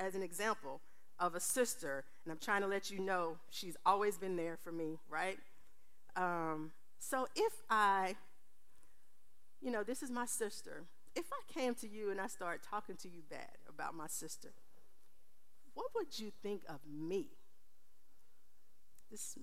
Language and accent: English; Texas, United States; I'm from Texas.